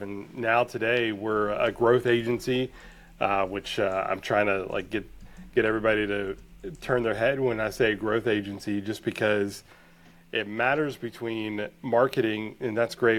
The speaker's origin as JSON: {"language": "English", "town": "Blue Ridge", "region": "Georgia", "country": "United States", "tie": "born or raised there", "said": "I grew up in Blue Ridge, Georgia"}